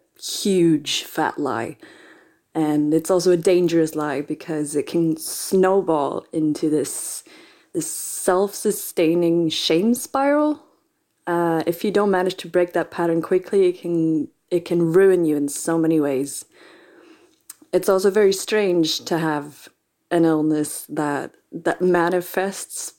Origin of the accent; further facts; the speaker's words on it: Stockholm, Stockholm County, Sweden; I'm from Stockholm